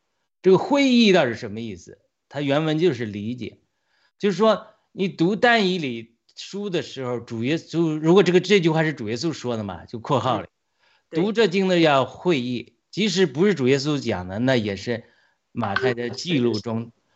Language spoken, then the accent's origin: Chinese; China; 我们中国人还活在这个 元朝大清帝国的心态嘛